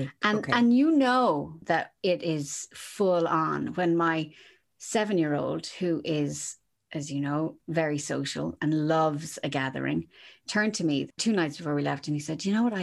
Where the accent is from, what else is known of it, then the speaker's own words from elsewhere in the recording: Kerry, Munster, Ireland; I grew up in Kerry